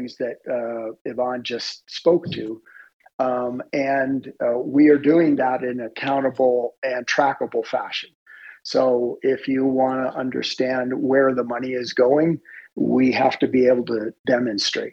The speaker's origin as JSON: {"language": "English", "region": "Florida", "country": "United States", "tie": "born or raised there", "said": "I grew up in Florida, and my dad was a for all intents and purposes, I'll call it a glorified gardener"}